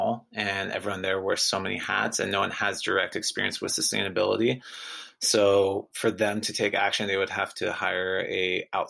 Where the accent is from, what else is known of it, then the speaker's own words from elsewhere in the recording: Santa Barbara, California, United States; I grew up in Santa Barbara.